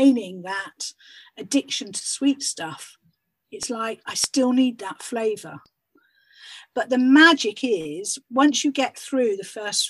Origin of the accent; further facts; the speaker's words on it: United Kingdom; we're British